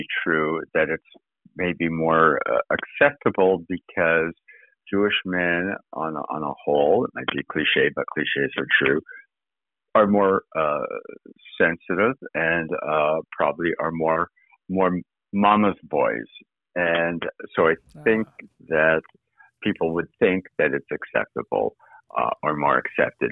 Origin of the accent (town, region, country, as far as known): Winnipeg, Manitoba, Canada; born or raised there; moved away as an adult; also born or lived in New York / Boston / Toronto; now in Los Angeles, United States